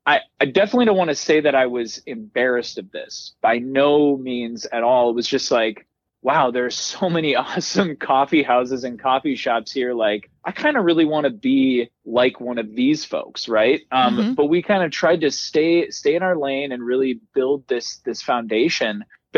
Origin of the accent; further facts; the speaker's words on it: Twin Cities, Minnesota, United States; moved away as an adult; also born or lived in Boston; When I moved from Boston, I was originally from the Twin Cities.